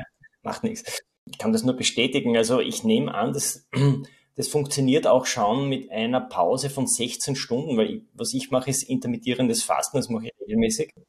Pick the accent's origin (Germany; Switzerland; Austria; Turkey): Austria; bei uns in Österreich